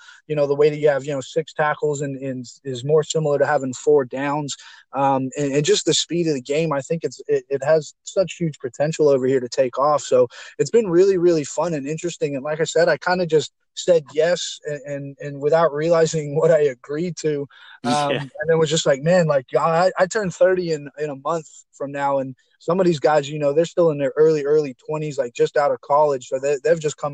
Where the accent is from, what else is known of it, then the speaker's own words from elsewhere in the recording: Sydney, New South Wales, Australia; now in San Diego, United States; I grew up in Australia. I grew up in western suburbs of Sydney